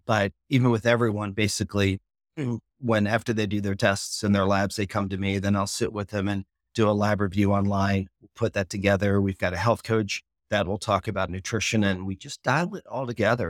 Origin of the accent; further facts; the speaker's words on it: Philadelphia, Pennsylvania, United States; moved away; I'm originally from Philly